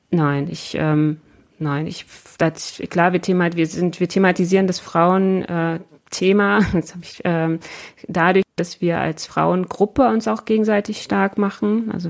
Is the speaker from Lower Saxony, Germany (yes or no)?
yes; Lower Saxony, Germany; Und da freut es mich als Niedersächsin total